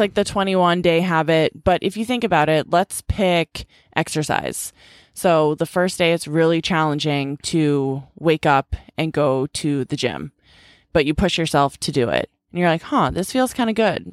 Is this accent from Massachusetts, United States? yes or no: yes; Boston, Massachusetts, United States; also born or lived in California; my little sister moved back home to Boston